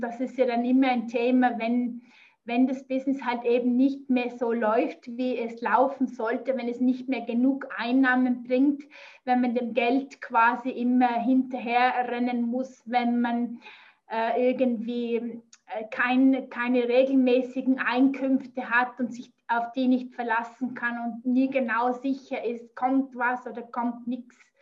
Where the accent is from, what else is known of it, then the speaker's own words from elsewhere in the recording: near Zurich, Switzerland; accent: Swiss; ich komme aus der Nähe von Zürich. Ich wohne im Zürcher Oberland